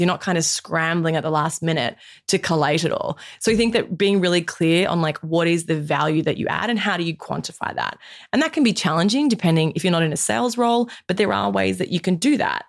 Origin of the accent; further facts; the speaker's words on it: Australia; as an Australian woman in my mid-thirties